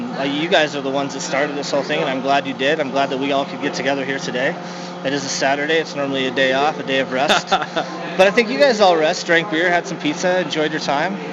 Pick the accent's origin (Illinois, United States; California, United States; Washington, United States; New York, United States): Washington, United States; Seattle; moved away as an adult; now in Flagstaff, United States; originally from Seattle. Uh, I've uh, lived in Flagstaff for 15 years